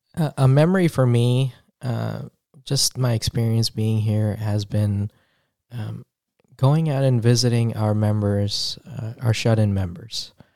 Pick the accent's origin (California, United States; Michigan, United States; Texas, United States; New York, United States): New York, United States; moved away as an adult; I'm originally from New York. I'm a city, city kid